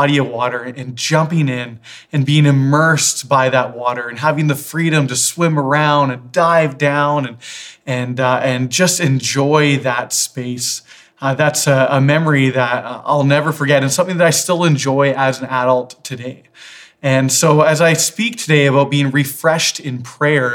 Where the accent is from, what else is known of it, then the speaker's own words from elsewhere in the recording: Victoria, British Columbia, Canada; Growing up in Victoria, there was a lake called Thetis Lake that my family always went